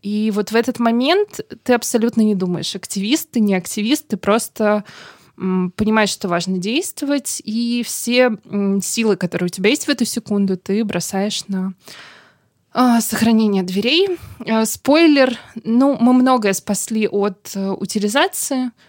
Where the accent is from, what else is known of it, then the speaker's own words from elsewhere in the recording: Saint Petersburg, Russia; Я родилась и выросла в Санкт-Петербурге